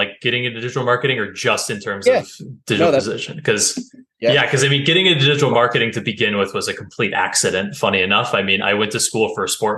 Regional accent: Vermont, United States; also born or lived in North Carolina; So I moved from North Carolina up to Vermont, which is where I grew up

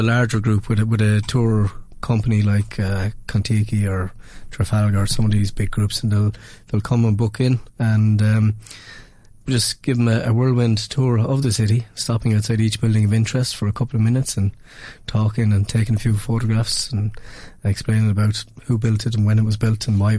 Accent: Kilkenny, Leinster, Ireland; born or raised there

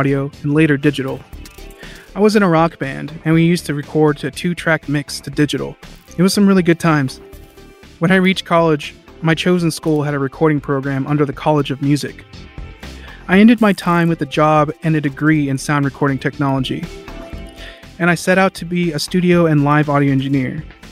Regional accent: Fort Worth, Texas, United States; I'm an audio engineer and I'm from Fort Worth, Texas

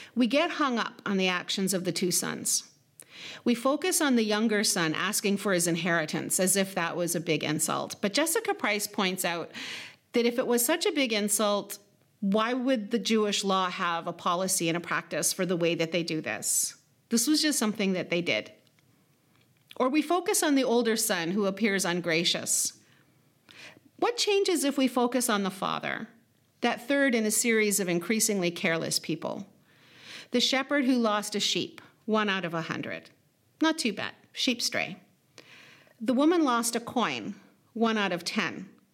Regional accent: Lac Seul First Nation, Niagara, Ontario, Canada; the places where I'm from, which would be Obishk, Okeng, the place of the White Pine Narrows, or Lac Seul First Nation, as well as Niagara

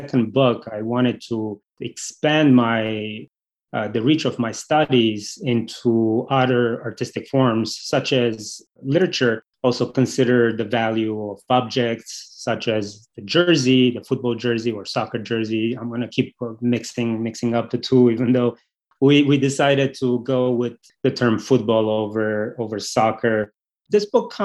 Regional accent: Romania; moved away; also born or lived in United States; I grew up in Romania. It's a country where we love football.

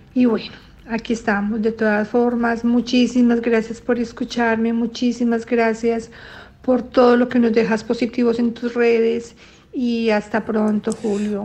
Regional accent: Colombia; moved away as an adult; now in Brussels, Belgium; soy colombiana, pero vivo hace muchísimos años en Bruselas, Bélgica

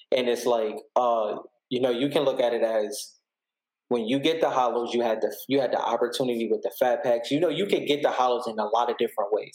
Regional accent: Buffalo, New York, United States; I'm from Buffalo, New York

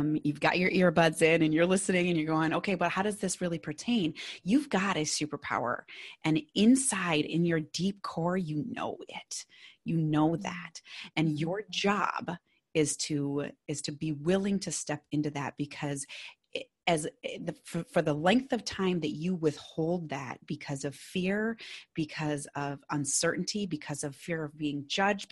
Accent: Minnesota, United States; accent: Minnesotan; my Minnesotan accent

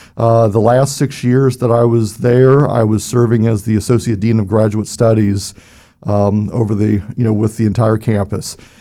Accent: Cincinnati, Ohio, United States; I was born and raised in Cincinnati, Ohio, and uh, was there

